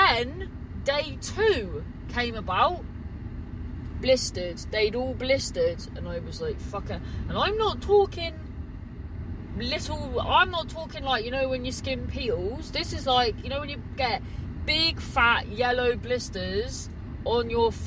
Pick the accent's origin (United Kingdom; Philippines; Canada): United Kingdom; Cornwall, South West England; growing up in Cornwall